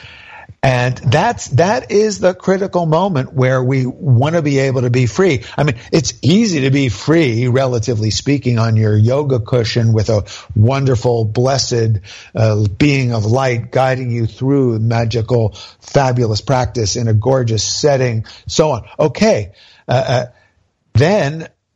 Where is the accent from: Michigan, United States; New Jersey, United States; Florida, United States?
New Jersey, United States; I'm from New Jersey